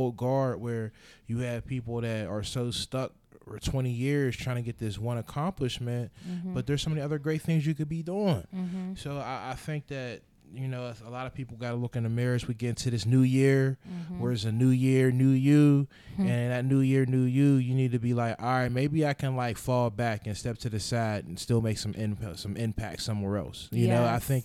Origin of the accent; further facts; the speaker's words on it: Pittsburgh, Pennsylvania, United States; I'm from Homewood, which is City of Pittsburgh, District